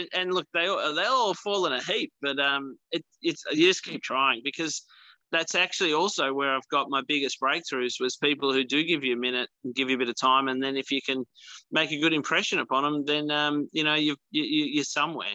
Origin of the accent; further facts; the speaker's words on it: Tasmania, Australia; I grew up on Australia's oldest golf course, uh, which was on our family farm in the highlands of Tasmania